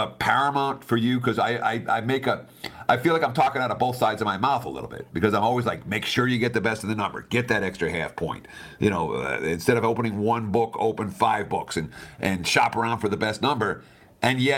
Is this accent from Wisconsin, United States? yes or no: no; New York, United States; moved away as an adult; also born or lived in Michigan; I grew up in New York